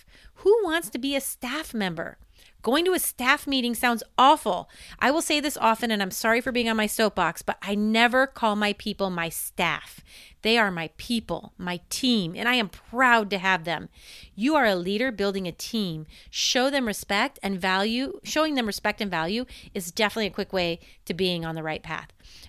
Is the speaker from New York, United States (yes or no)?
no; Indiana, United States; now in Oregon, United States; I went to Penn High School before moving to Oregon.